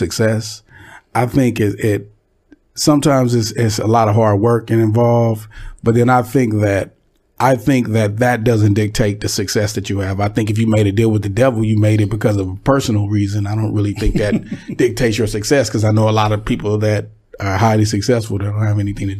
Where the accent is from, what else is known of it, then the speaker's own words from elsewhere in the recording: Pomona, California, United States; also born or lived in Dallas, Texas / Los Angeles, California; I was raised, I'm born in Dallas. I moved to California when I was really, really young, about 8-9 years old, and I grew up in Pomona, California.